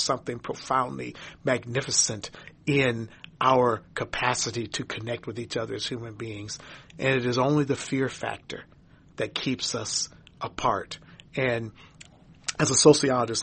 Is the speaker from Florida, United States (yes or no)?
no; St. Paul, Minnesota, United States; Growing up in St. Paul, Minnesota, in a lily white community